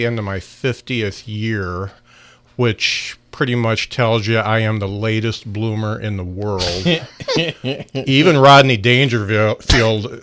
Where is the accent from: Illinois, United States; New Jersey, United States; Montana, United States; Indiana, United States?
Indiana, United States; Lakeville; I grew up in Lakeville. Used to cruise Plymouth.